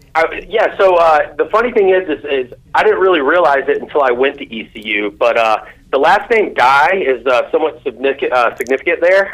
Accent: Greensboro, North Carolina, United States; I'm from uh, Greensboro, North Carolina, uh, and born and raised.

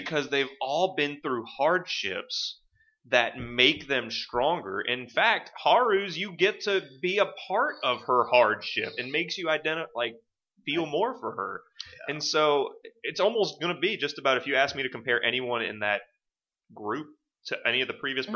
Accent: United States; an American player

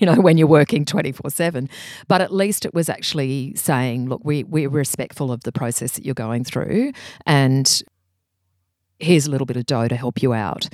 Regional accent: Brisbane, Queensland, Australia; I grew up in Brisbane, and that's where I worked

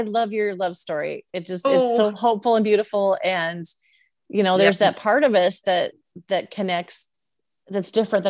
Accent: Seattle, Washington, United States; I came from Seattle. So I was used to like lush green, a lot of rain.

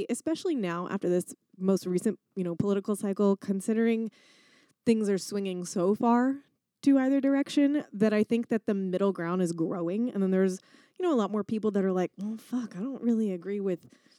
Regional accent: Texas, United States; growing up in Texas

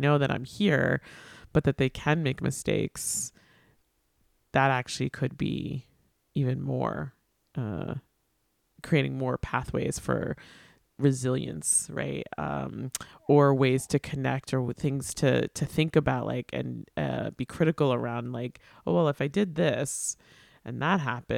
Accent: New York, United States; I grew up on Long Island, and I don't think people think I sound like I'm from Long Island.

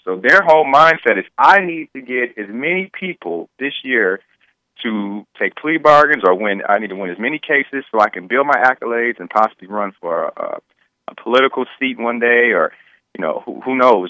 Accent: Detroit, Michigan, United States; I grew up in Detroit my entire life

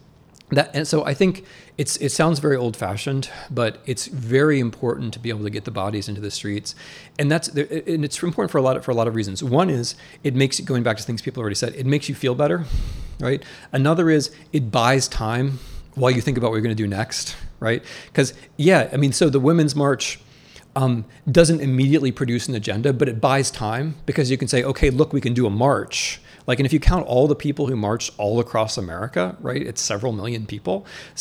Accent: Midwest, United States; also born or lived in Russia / Poland / Ukraine / Germany; I'm from the Midwest where like a lot of the doctors are Muslim

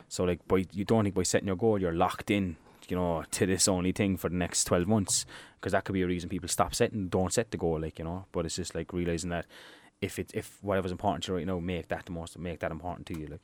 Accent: Ireland

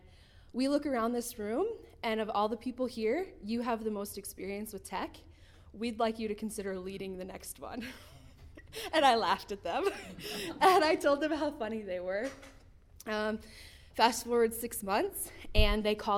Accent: Timber Lake, South Dakota, United States; now in Rapid City, United States; I was born in Timberlake, South Dakota, raised in a Catholic family

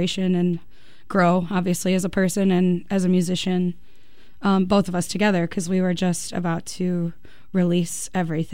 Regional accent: United States; I was born in America. I could never not be an American.

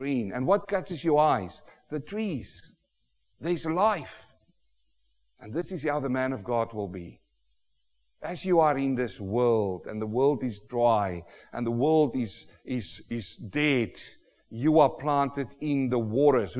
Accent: South Africa; now in Australia; I, as a South African

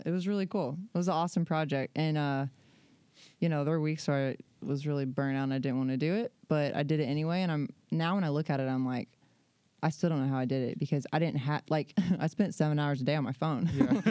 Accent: Alabama, United States; now in San Diego, United States; I'm from Alabama.

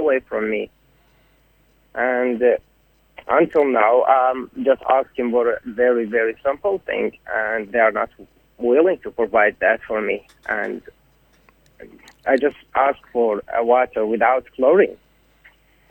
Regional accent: Ahvaz, Khuzestan, Iran; moved away as an adult; now in Brisbane, Australia; I'm from Awaz.

